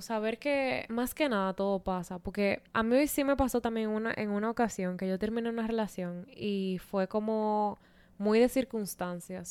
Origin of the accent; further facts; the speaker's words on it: Santo Domingo, Dominican Republic; moved away; en Santo Domingo, que es de donde yo soy